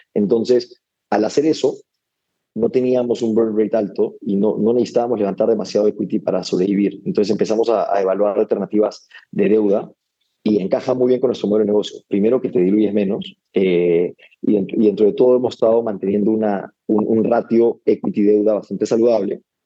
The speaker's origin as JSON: {"language": "Spanish", "region": "Lima", "country": "Peru", "tie": "born or raised there", "also_born_or_lived": "United States", "moved": "as an adult", "said": "nací, y crecí en Lima"}